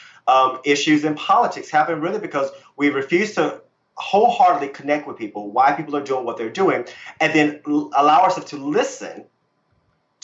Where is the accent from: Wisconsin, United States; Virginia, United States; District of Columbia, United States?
Virginia, United States; I grew up Christian in Virginia